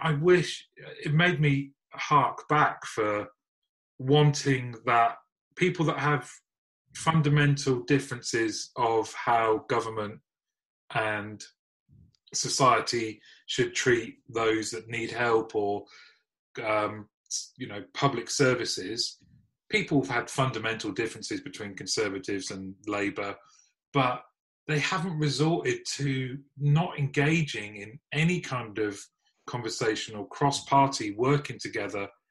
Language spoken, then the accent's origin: English; United Kingdom; as British people